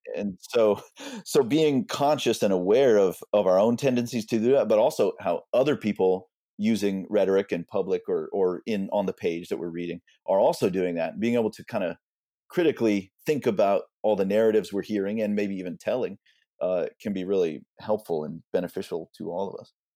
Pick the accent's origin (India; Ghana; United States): United States; Austin, Texas; now in Houston, United States; I've lived in Houston for a while now, maybe a couple decades, but I grew up in Austin, but I've lived all around the state.